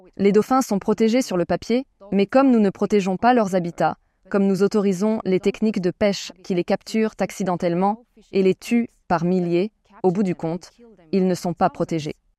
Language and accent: French; France; chez nous en France